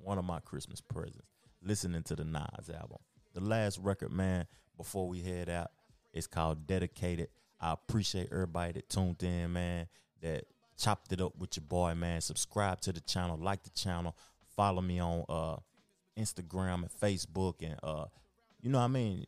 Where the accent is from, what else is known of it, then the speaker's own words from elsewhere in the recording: the South, United States; I'm from the South and I love the South